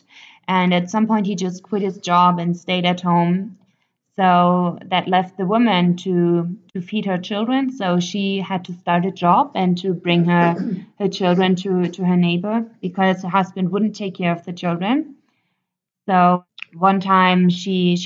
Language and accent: English; Germany; moved away as an adult; now in Ethiopia; I'm 25 years old. I come from Germany and I studied law